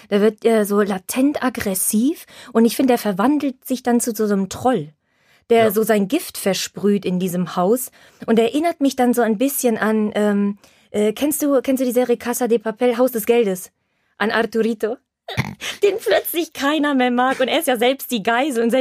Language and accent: German; Silesian Voivodeship, Poland; Deshalb darf ich das sagen. Bei uns in Schlesien, äh, wenn jetzt kein Corona ist und es, es ist Frühling, kommen die Männer immer in so einem Polo-T-Shirt